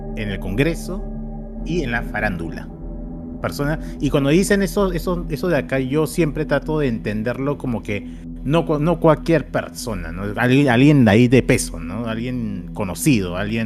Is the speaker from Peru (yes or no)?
yes; Peru; los peruanos